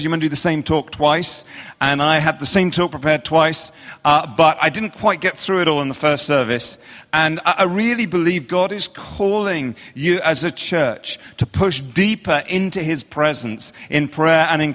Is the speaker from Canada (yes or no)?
no; England, United Kingdom; accent: English; I'm from England